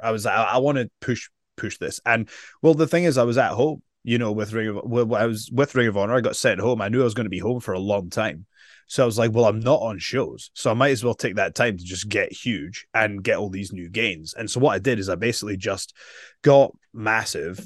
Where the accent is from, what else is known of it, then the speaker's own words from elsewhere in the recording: Edinburgh, Scotland, United Kingdom; I'm from Edinburgh, Scotland